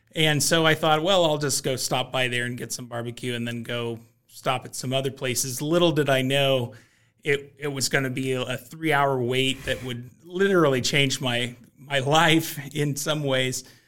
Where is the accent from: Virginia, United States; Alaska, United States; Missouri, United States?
Missouri, United States; Kansas City; I grew up in Kansas City where barbecue is just a common part of the culture